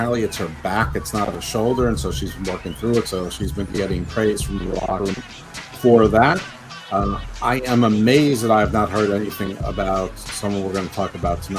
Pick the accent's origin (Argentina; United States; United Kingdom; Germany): United States; No, I'm from America, the land of giants.